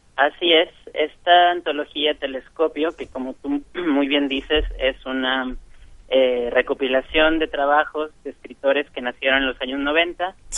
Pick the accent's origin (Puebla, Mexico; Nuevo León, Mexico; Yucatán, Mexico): Nuevo León, Mexico; Monterrey; moved away as an adult; also born or lived in Chile; soy, soy de Monterrey, yo nací aquí